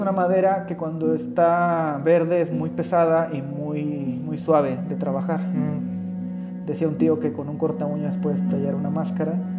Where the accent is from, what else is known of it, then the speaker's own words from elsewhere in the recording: Chapulhuacanito, San Luis Potosí, Mexico; moved away; la del barrio donde yo nací, ahí en Chapulhuacanito